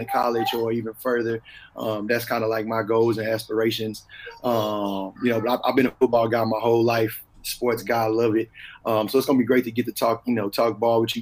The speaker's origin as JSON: {"language": "English", "town": "Houston", "region": "Texas", "country": "United States", "said": "I'm from Houston, Texas, originally."}